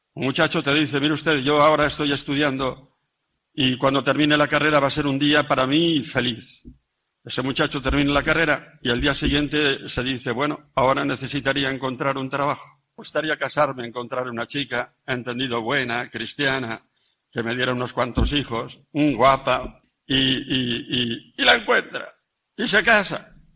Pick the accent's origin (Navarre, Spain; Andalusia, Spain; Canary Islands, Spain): Navarre, Spain; about 60 km from Pamplona; en mi pueblo a la marquesina donde cogemos los autobuses para Pamplona